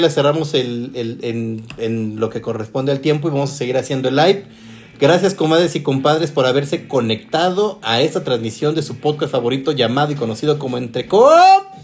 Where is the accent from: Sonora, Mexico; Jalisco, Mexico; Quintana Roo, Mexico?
Jalisco, Mexico; Guadalajara; soy de Guadalajara, Jalisco. Nací y, obviamente allá, allá tuve mucho, mucho que ver en Guadalajara